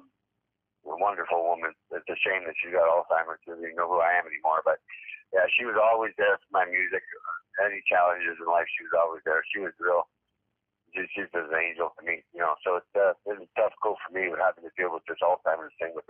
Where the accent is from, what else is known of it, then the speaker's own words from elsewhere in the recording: Northern Ontario, Canada; I grew up in Northern Ontario